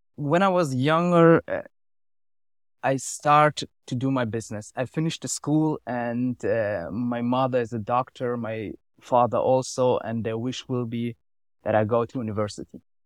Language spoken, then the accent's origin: English; Germany; English is a second language; moved away as an adult; now in Switzerland; I grew up in Germany, now I live for three or four years here